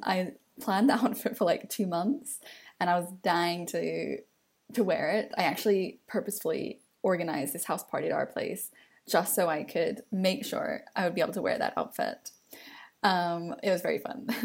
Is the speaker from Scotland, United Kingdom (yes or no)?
no; London, United Kingdom; as a Londoner